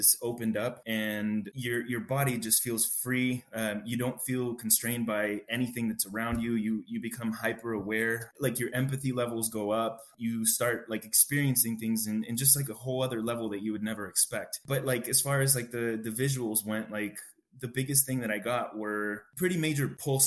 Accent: El Salvador; now in United States; I was born in El Salvador. My mom and dad actually had a business over there

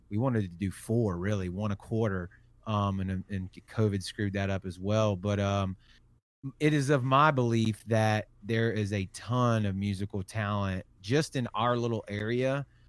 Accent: Biloxi, Mississippi, United States; I'm from Biloxi, Mississippi, so Mississippi, Gulf Coast, Alabama, Florida. Um, but I, I've, I've lived here my entire life

